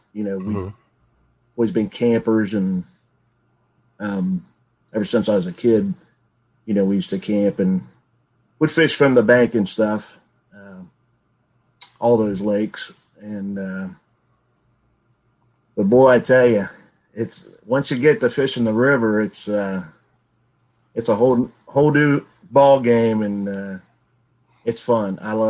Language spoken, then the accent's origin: English; Chillicothe, Ohio, United States; Chillicothe, Ohio.